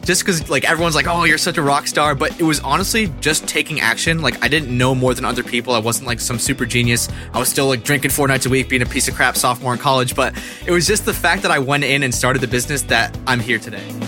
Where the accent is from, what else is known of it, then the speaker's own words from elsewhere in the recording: central Massachusetts, United States; the central Massachusetts area where I'm located right now